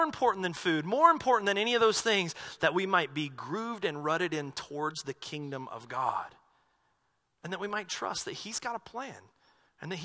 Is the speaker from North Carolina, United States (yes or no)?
yes; North Carolina, United States; moved away; I grew up in the Baptist church back in North Carolina